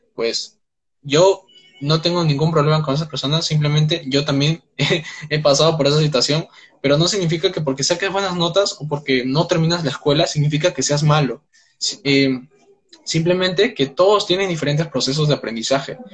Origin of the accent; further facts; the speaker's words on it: Peru; tengo 19 años, soy de Perú